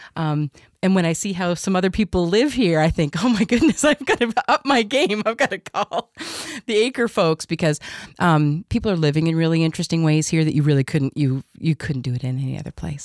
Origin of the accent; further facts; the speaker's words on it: Southern Ontario, Canada; also born or lived in Nova Scotia / Kitchener / Oshawa / Limehouse; now in Saint John, Canada; I was born in Nova Scotia, raised in Southern Ontario in places like Kitchener and Oshawa and then in Limehouse